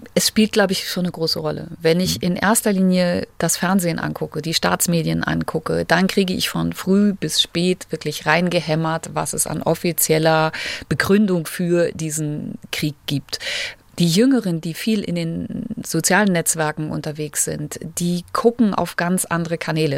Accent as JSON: {"language": "German", "country": "Germany", "moved": "yes", "lives_now": "Moscow, Russia", "said": "bei uns in Deutschland"}